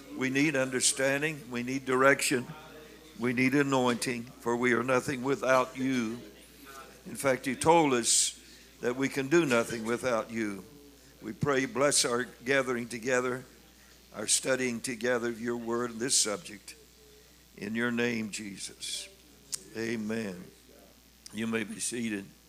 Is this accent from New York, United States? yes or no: no; Missouri, United States; now in Indiana, United States; I'm from Missouri